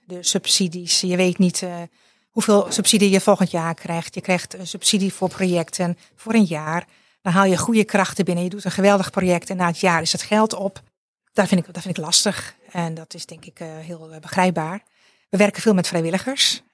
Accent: Friesland, Netherlands; moved away as an adult; now in South Limburg, Netherlands; ik ben geboren en getogen in Friesland en ik woon sinds vier jaar in Zuid-Limburg

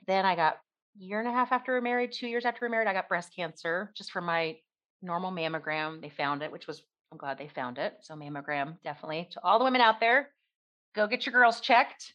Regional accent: outside Philadelphia, Pennsylvania, United States; now in Kentucky, United States; I grew up outside Philadelphia

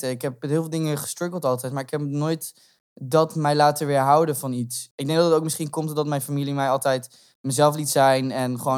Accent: Groningen, Netherlands; Ja, ik kom uit Grun.

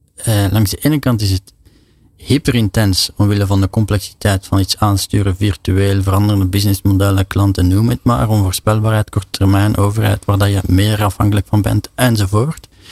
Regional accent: Belgium; als Belg

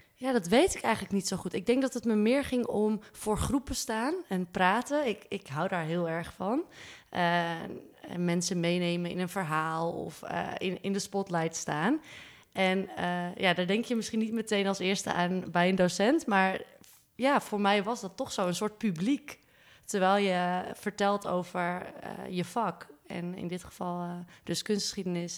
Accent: Zaandam, North Holland, Netherlands; moved away as an adult; now in Amsterdam, Netherlands; Ik kom uit Zaandam, maar ik woon al sinds mijn achttiende in Amsterdam.

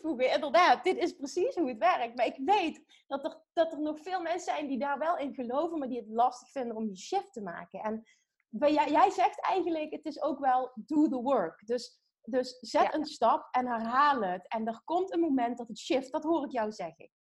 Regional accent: Limburg, Netherlands; accent: Limburgish

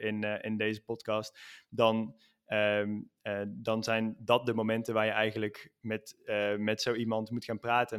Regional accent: Netherlands; moved away as an adult; now in Spain; ik ben een Nederlander, ik ben naar Spanje verhuisd

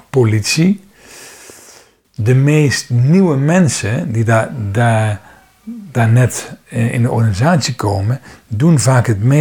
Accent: Netherlands; Ehm, ik ben nog een van de Nederlanders die geabonneerd is op een krant.

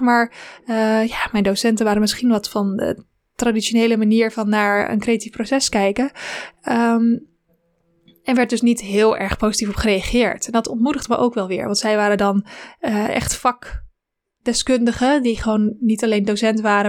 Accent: Zwanenburg, North Holland, Netherlands; ik ben geboren in Zwanenburg, in een klein dorpje in Noord-Holland, eh, tussen Haarlem en Amsterdam

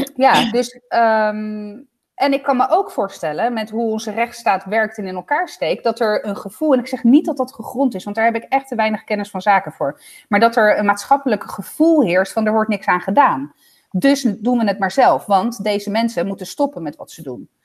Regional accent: Zoetermeer, South Holland, Netherlands; uit Zoetermeer

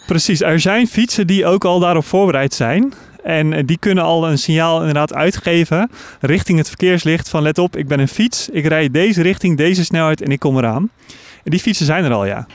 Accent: Netherlands

